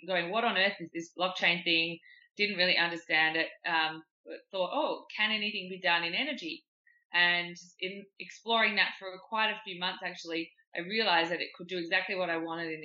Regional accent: Perth, Western Australia, Australia; moved away as an adult; also born or lived in London; I was born and raised in Perth in Western Australia.

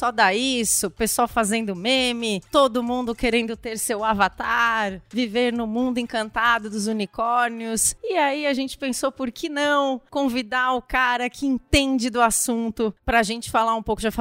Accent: Criciúma, Santa Catarina, Brazil; É, eu sou de Criciúma

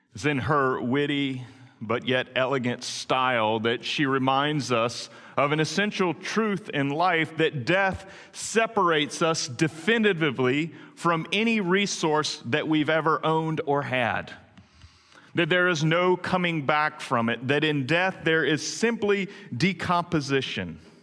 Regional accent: Greenville, North Carolina, United States; I grew up in Greenville, North Carolina, on West Haven Circle

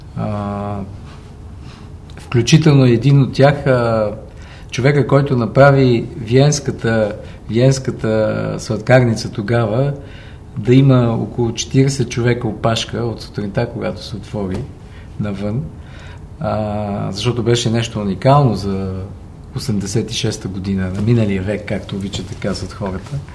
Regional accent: Sofia, Sofia City, Bulgaria; moved away as an adult; отраснал съм до Герена и респективно съм от Левски до ден днешен

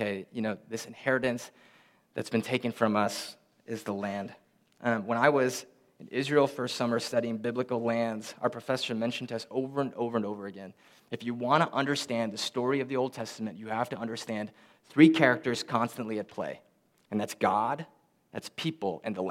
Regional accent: Philippines; moved away; we're from the Philippines. We're both born in the Philippines.

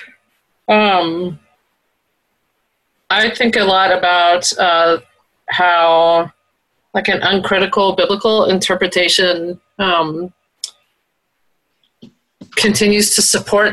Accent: the South, United States; moved away; also born or lived in the West (US); I'm from the South and have lived out West

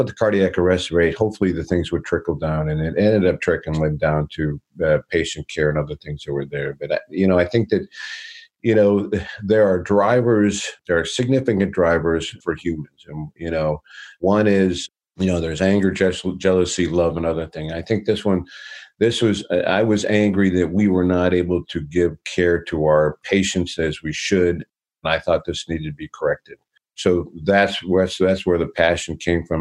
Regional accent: Detroit, Michigan, United States; I'm born and raised in Detroit

